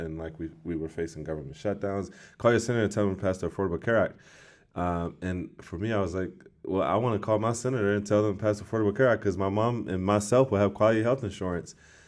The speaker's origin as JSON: {"language": "English", "town": "Washington", "region": "District of Columbia", "country": "United States", "tie": "born or raised there", "said": "I was born and raised in Ward 8 of Washington, D.C."}